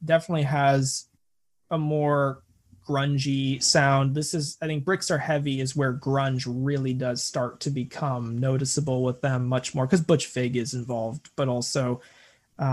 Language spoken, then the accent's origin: English; United States; I'm such an American